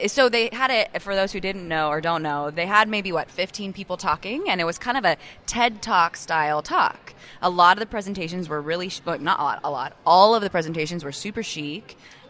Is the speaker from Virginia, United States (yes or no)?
yes; Ashburn, Virginia, United States; Shady Grove Eye and Vision Care in Rockville, Maryland, which is actually my roots. I'm from the D.C. area. I grew up in Ashburn, Virginia.